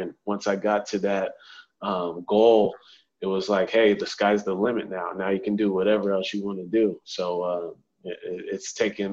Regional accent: San Diego, California, United States; I grew up in San Diego, California, grew up playing baseball

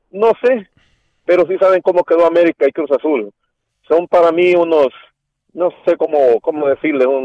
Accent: El Salvador; yo conozco muchos centroamericanos, yo soy salvadoreño, mi equipo es Sonsonate FC

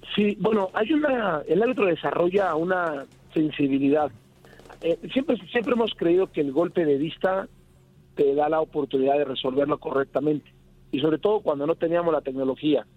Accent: Mexico; como mexicano

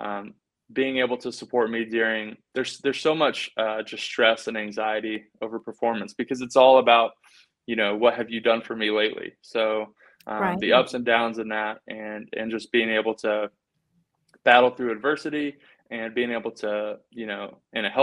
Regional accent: Indianapolis, Indiana, United States; moved away as an adult; Indianapolis the very next week, which is my hometown

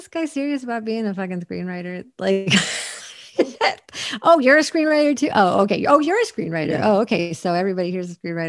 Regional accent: East Coast, United States; the only LA that I knew growing up on the East Coast

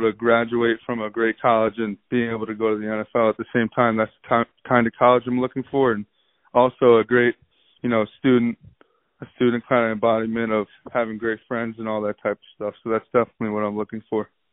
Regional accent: New York, United States; I'm from New York and – I gotta stay true to where I'm from.

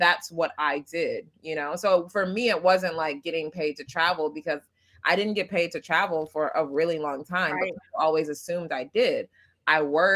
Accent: Detroit, Michigan, United States; moved away as an adult; also born or lived in Japan; I am an American-born Ugandan, as I say. I was born in Detroit

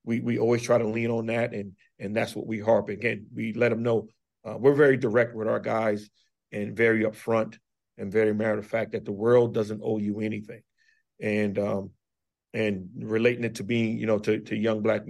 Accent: Charleston, South Carolina, United States; now in Bluefield, United States; I'm from Charleston, South Carolina, and went back home last year for Christmas

